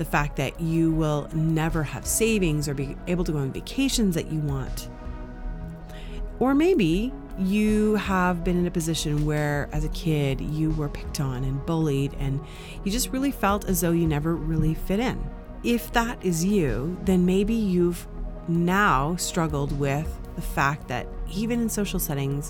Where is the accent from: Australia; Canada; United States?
Canada; growing up in Canada